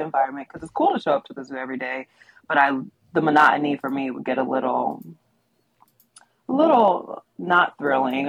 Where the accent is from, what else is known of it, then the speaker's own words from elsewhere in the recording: Middletown, Ohio, United States; I'm in Middletown, Ohio, which is my hometown, oh, cool. where I was raised